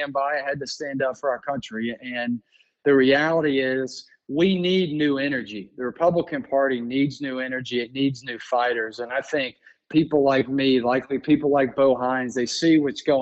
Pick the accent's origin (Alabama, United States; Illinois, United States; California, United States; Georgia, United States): Georgia, United States; I grew up in Georgia.